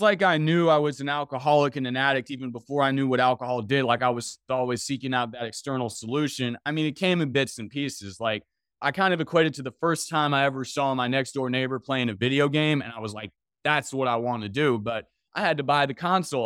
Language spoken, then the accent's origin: English; Washington, District of Columbia, United States; I grew up in Washington, D C